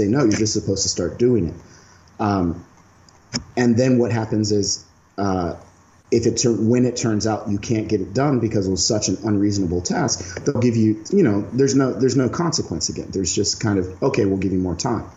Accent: United States; moved away as an adult; also born or lived in South Korea; I'm a black man from America

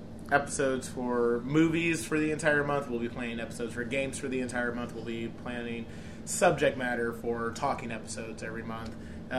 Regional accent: Ireland; Personally, I love both of those Disney movies, but that's because I'm Irish.

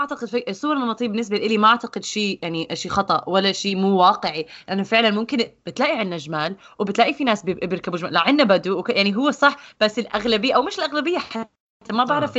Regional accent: Jordan; moved away; عندنا بالاردن

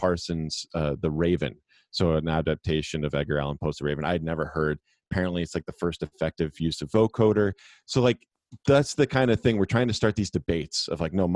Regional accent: Canada; I grew up in Canada. We did have Much Music, which was like our MTV

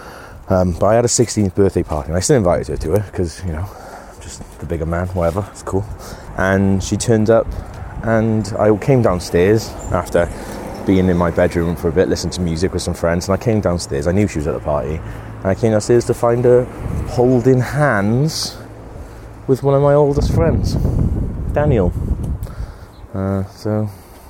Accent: Wales, United Kingdom; born or raised there; moved away

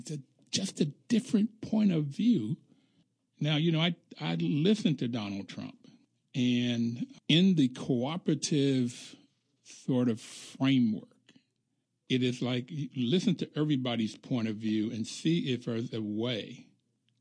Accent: Bluefield, West Virginia, United States; moved away; I grew up middle class in the black community in Bluefield, West Virginia

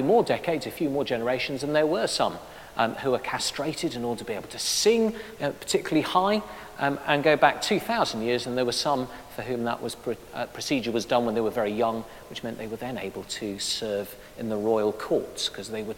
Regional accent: Addis Ababa, Ethiopia; I was born in Addis Ababa

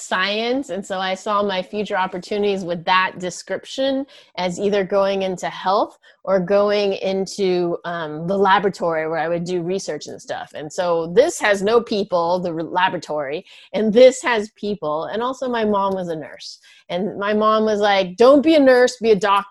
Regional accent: Bay Area, California, United States; also born or lived in Boston; I grew up in the Bay Area in California, in the heart of Silicon Valley

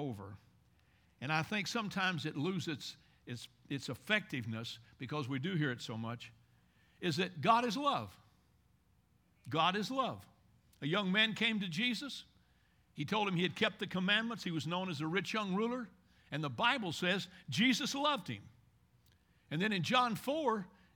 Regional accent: Bowling Green, Kentucky, United States; I'm from Bowling Green, Kentucky.

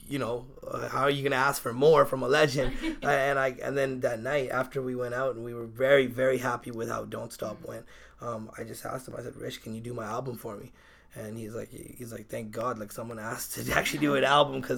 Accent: Victoria, British Columbia, Canada; I'm from Victoria

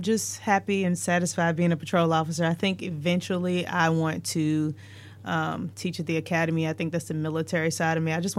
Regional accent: Chesterfield County, Virginia, United States; I am from Chesterfield.

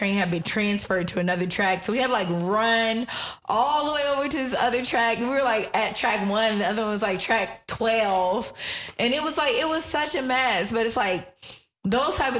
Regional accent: the DMV area, Prince George's County, Maryland, United States; moved away; also born or lived in Washington, D.C.; that's my hometown, the DMV area

